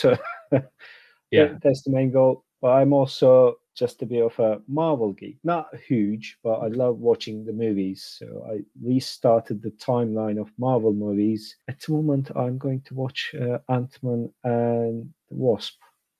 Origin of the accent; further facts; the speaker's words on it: Istanbul, Turkey; moved away as an adult; I'm Turkish, so I'm born and bred in Istanbul, Turkey. Until I was 27 years old, I graduated from uni with a degree in economics.